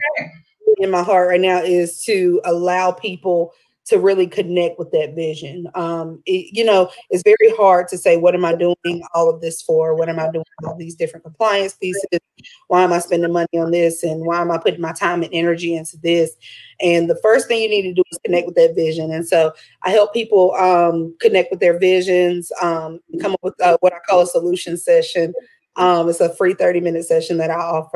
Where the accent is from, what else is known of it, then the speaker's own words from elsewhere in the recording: Orange County, North Carolina, United States; also born or lived in Alamance County, North Carolina; I was born and raised in Orange County. I'm now located here in Alamance, but around the Triangle and the Triad